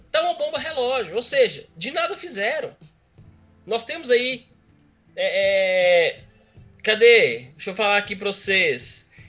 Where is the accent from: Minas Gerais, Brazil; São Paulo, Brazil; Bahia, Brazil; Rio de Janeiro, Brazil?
Minas Gerais, Brazil; É, apesar de, é, é, apesar de ser do mesmo estado, mas assim, foi uma coisa muito chocante para nós.